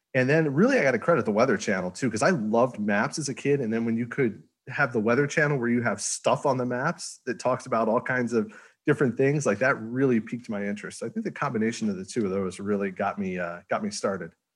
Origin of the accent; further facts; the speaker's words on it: Northeast, United States; now in Houston, United States; I'm from the Northeast.